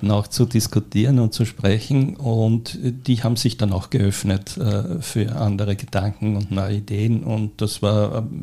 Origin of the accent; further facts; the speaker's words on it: Göstling an der Ybbs, Lower Austria, Austria; Äh, ich bin als kleines Kind am Land aufgewachsen, in Göstling an der Ips, bin also ein Dorfkind.